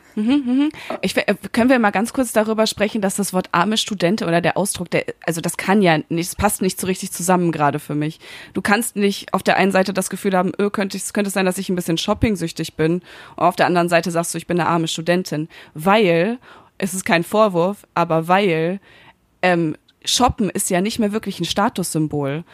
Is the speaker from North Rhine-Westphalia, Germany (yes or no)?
yes; Münster, North Rhine-Westphalia, Germany; now in Berlin, Germany; Ich bin jetzt seit zwei Wochen in meiner Heimatstadt in Münster